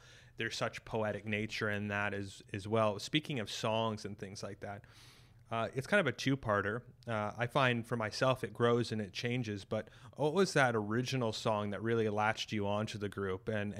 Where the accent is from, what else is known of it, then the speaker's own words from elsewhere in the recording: Canada; Because, you know, I'm a Canadian. I guess I can make that connection, because these folks grew up where I grew up.